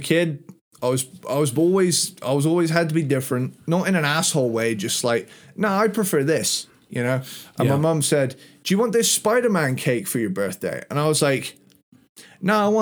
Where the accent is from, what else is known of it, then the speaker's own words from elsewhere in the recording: United Kingdom; I'm a Brit